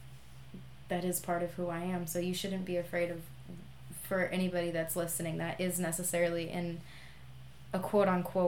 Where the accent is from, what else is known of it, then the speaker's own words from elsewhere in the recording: Visalia, California, United States; moved away as an adult; I love my hometown. My hometown is Visalia. And between Fresno and Bakersfield